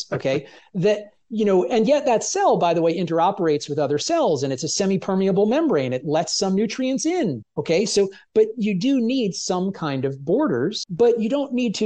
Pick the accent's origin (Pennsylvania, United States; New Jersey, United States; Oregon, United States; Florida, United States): New Jersey, United States; Jersey Shore; growing up in New Jersey, you know, on the Jersey Shore